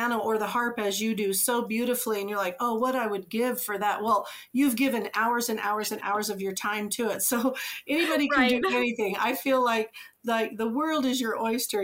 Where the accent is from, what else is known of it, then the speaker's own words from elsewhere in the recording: Oregon, United States; moved away; also born or lived in Japan / China / Utah; I grew up in Oregon